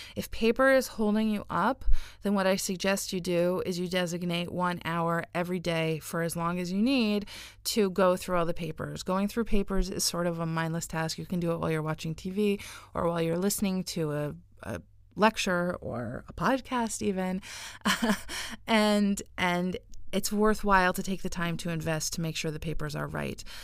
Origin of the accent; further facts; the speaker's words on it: United States; now in Israel; I live here and I don't I don't live in the US anymore. And I was born in America.